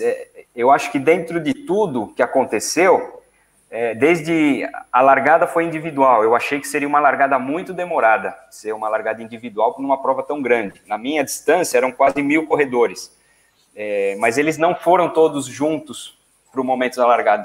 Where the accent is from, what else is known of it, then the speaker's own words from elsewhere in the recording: São Paulo, Brazil; quando eu era adolescente, lá em São Paulo